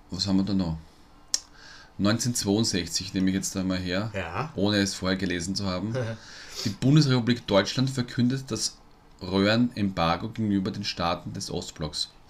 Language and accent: German; Vienna, Austria; Sagt man bei uns in Wien.